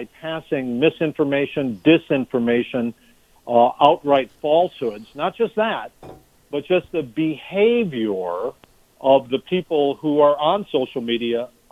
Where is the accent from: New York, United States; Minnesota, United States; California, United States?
Minnesota, United States; as a Minnesotan